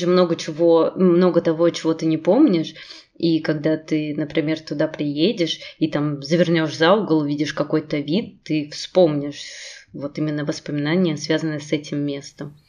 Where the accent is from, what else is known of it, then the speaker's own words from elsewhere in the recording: Saint Petersburg, Russia; moved away as an adult; now in Moscow, Russia; я из Петербурга